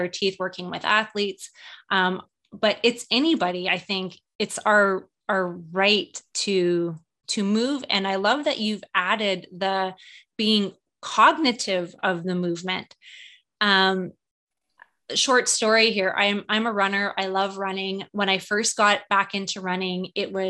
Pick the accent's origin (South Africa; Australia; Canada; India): Canada; I love being Canadian